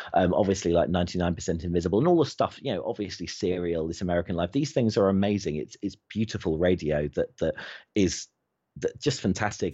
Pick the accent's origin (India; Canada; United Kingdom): United Kingdom; I'm British